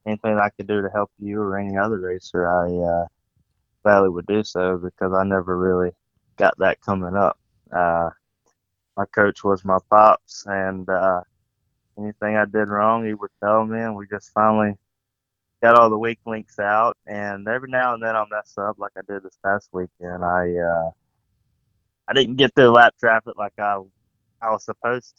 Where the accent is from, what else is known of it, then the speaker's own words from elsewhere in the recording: Holden Beach, North Carolina, United States; I'm from Holden Beach, South Carolina, or North Carolina